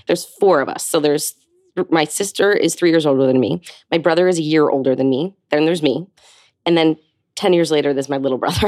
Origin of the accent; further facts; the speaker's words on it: Hopewell Junction, New York, United States; I grew up just north of New York City um, in a small town called Hopewell Junction, um, just south of Poughkeepsie